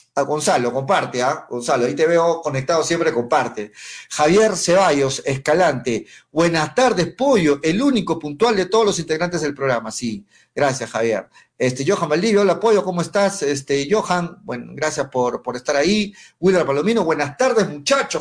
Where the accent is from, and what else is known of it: Arequipa, Peru